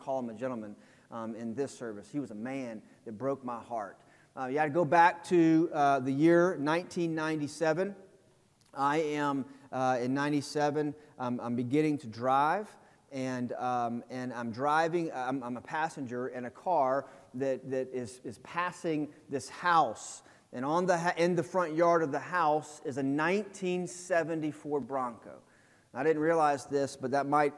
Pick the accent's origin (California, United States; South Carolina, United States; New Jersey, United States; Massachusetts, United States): South Carolina, United States; Greenville; also born or lived in Florence, South Carolina; I was born in Florence, raised in Greenville, went to North Greenville, got my undergrad there, and then went back and got my master's there. So I'm a South Carolinian through and through.